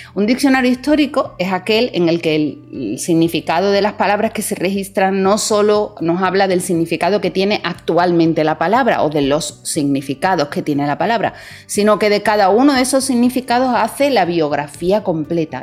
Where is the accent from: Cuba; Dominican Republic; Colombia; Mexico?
Dominican Republic; hay motivos para sentirse muy orgullosos también como dominicanos